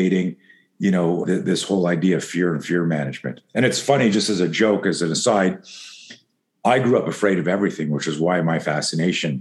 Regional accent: East Coast, Canada; I grew up in Canada.

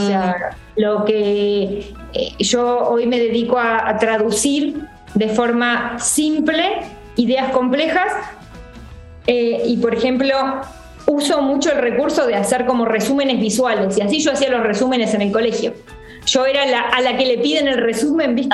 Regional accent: Coronel Suárez, Buenos Aires Province, Argentina; moved away; Yo soy del interior, de Coronel Suárez

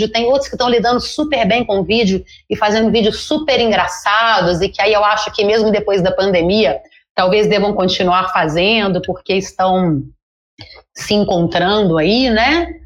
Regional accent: Brazil; e decidiram que daqui para frente, como somos brasileiros e como a palavra em português é palhaço, somos todos palhaços, né?

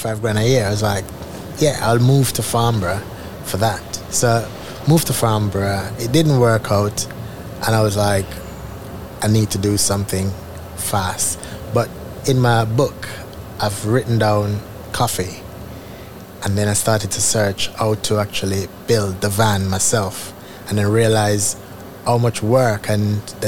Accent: Jamaica; now in United Kingdom; I'm from Jamaica. We have the Blue Mountain Peaks coffee. So when I leave Jamaica and come here

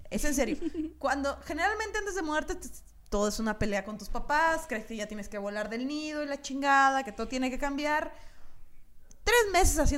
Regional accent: Hermosillo, Sonora, Mexico; moved away; Yo me vine de Hermosillo con una maleta con cosas que se asegura que iban a aguantar un año, ¿sabes?

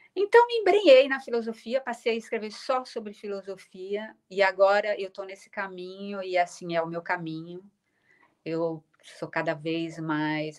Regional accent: São Paulo, Brazil; accent: Brazilian; moved away as an adult; now in Lisbon, Portugal; eu continuo sendo muito, sendo muito brasileira

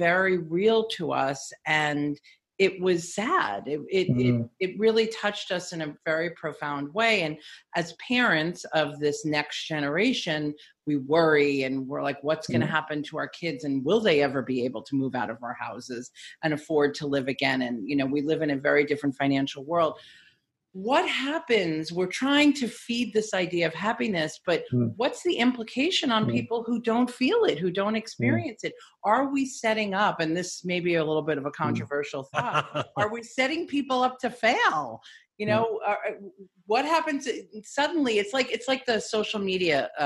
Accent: New York, United States; Growing up in New York

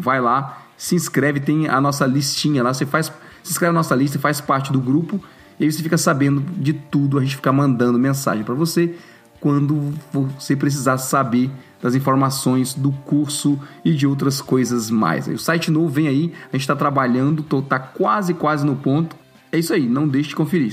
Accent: Brazil; moved away; na minha época de estudante no Brasil

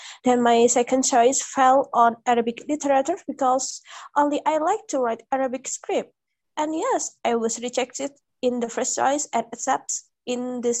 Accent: Tegal, Central Java, Indonesia; English is a second language; now in Surakarta, Indonesia; I'm from the Tegal, Central Java. And now I study at 11 Maret University.

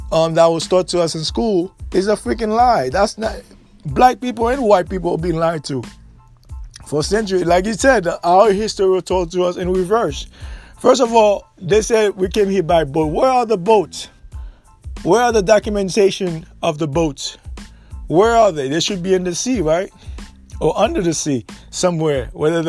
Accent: United States; We are Aborigines American.

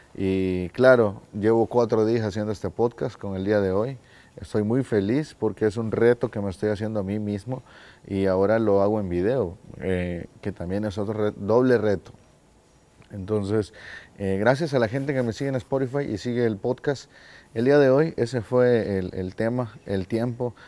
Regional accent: El Salvador; yo soy del Salvador hermosa, hermosa esta bandera. Eh, soy del Salvador

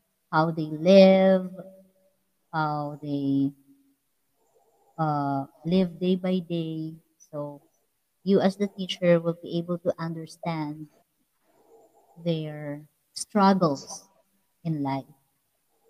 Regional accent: Quezon City, Metro Manila, Philippines; I was born in Novaliches, Quezon City. So, I was raised and born here in the Philippines

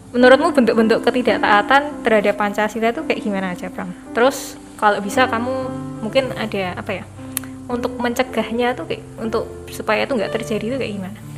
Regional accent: Indonesia; kita lahir di Indonesia sebagai warga negara Indonesia

